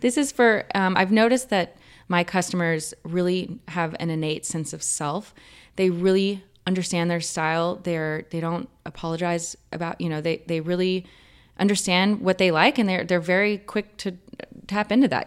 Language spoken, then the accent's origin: English; Vernon, Texas, United States; now in California, United States; growing up where I grew up in Vernon, Texas